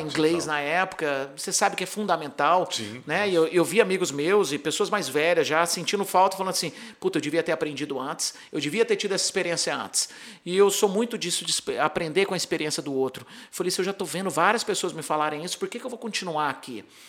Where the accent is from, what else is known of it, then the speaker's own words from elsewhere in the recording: Brazil; moved away as an adult; also born or lived in Santa Barbara, California, United States; eu sou do Brasil